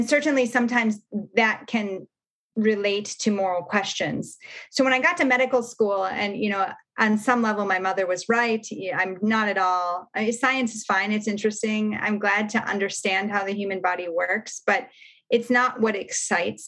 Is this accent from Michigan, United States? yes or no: yes; Michigan, United States; moved away as an adult; I grew up in Michigan, actually, in the cornfields. Midwesterner